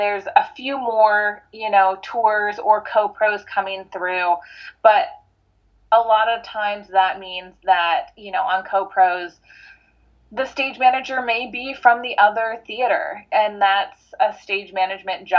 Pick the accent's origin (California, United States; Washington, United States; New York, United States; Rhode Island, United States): Washington, United States; Seattle; moved away as an adult; also born or lived in Los Angeles; I'm from Seattle, but I haven't been in Seattle for a little bit, but back now